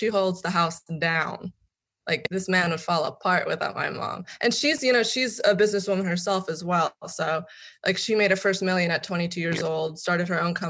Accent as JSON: {"language": "English", "town": "Hollywood", "region": "California", "country": "United States", "tie": "born or raised there", "said": "there's a stigma behind growing up in Hollywood or having Hollywood famous parents"}